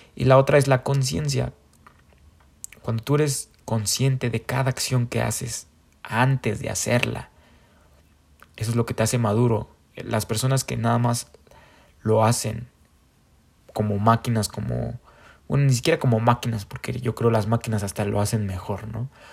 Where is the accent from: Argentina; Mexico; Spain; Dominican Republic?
Mexico; como somos mexicanos